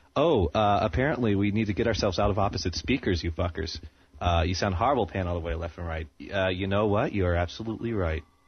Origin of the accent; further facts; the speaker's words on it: Maine, United States; growing up in Maine here, there's like nothing to do here.